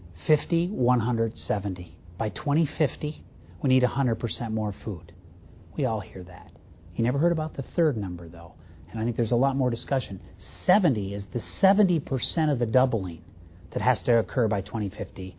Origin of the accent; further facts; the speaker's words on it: Indiana, United States; also born or lived in a U.S. farm in the Northeast; I'm from Indiana